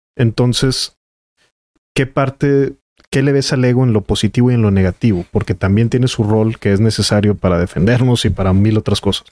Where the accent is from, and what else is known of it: Mexico; also born or lived in Nuevo León